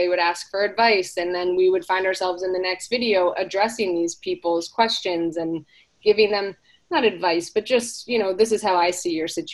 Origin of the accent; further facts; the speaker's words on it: South Florida, United States; also born or lived in Hawaii; I grew up in South Florida for the most part, but we would spend our summers out in Hawaii as a family